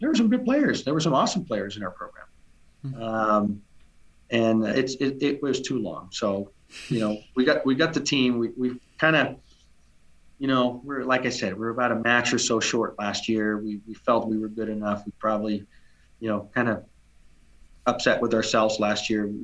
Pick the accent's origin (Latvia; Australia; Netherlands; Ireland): Netherlands; now in United States; growing up in Holland